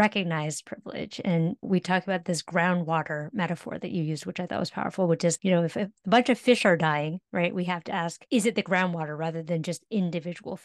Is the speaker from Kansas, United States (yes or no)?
no; California, United States; now in New York City, United States; I grew up in California.